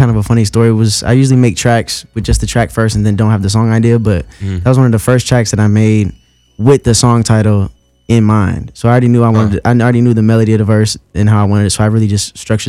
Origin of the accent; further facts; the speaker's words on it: East Coast, United States; also born or lived in Pittsburgh / Charlotte; now in Los Angeles, United States; I'm from the East Coast